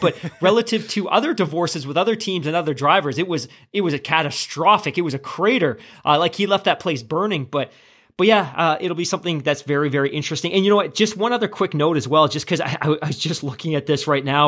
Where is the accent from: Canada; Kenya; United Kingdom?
Canada; as a Canadian